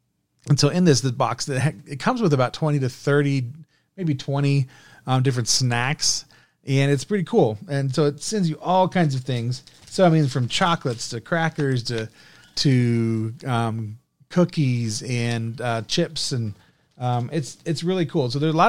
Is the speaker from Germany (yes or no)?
yes; Germany; I grew up in part in, because my dad was in the army. I grew up in Germany.